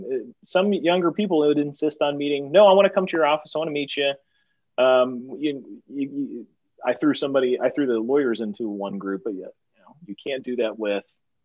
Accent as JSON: {"language": "English", "region": "East Texas", "country": "United States", "tie": "born or raised there", "said": "where I come from Texas, there's plenty of opportunity for people to get bullied in high school"}